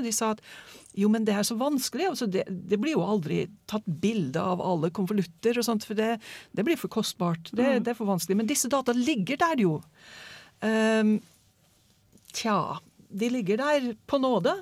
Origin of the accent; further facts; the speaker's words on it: United States; now in Norway; USA stoler jeg ikke helt på, selv om det er mitt hjemland